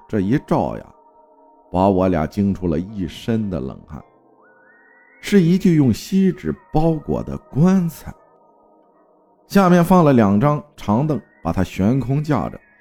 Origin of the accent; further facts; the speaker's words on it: Hangzhou, Zhejiang, China; 我生活在江南水乡美丽的杭州萧山，土生土长的城里人